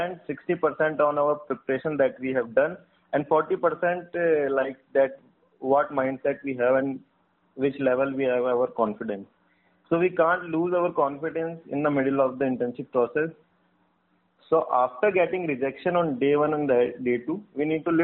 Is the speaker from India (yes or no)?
yes; Ajmer, Rajasthan, India; I'm from Rajasthan, Ajmer